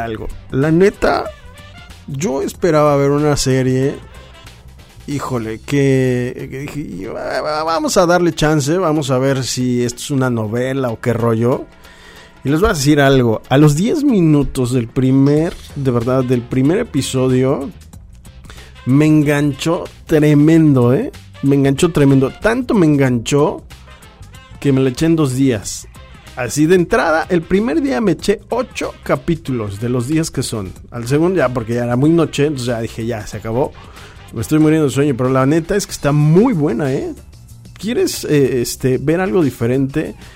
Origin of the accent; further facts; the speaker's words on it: Mexico; Somos mexicanos